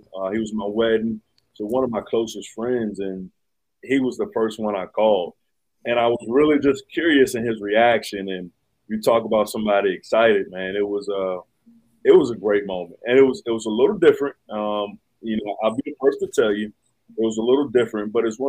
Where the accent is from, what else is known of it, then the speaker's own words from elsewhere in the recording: Richmond, Virginia, United States; growing up in Richmond